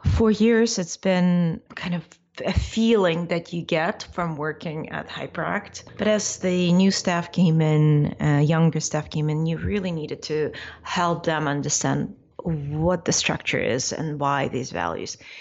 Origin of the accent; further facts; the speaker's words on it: Ukraine; now in United States; I'm from Ukraine